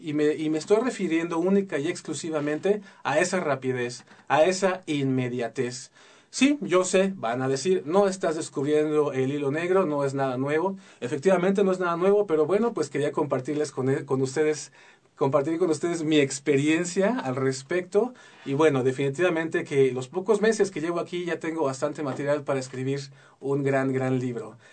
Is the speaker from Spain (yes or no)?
no; Mexico City, Mexico; now in Querétaro, Mexico; yo soy chilango, nací en la Ciudad de México y recién desempacadito me vine para acá